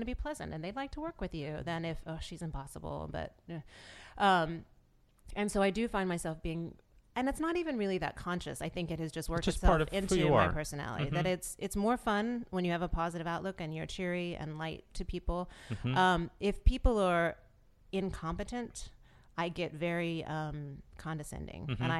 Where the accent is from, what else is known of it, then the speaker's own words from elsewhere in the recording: the South, United States; What I think it is I grew up in the South, and I think there's a Southern Belle thing that is at war with this feminist thing.